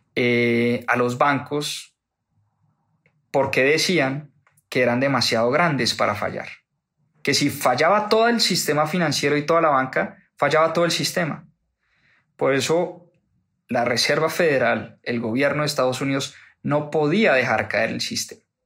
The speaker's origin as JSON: {"language": "Spanish", "country": "Colombia", "said": "que soy colombiano"}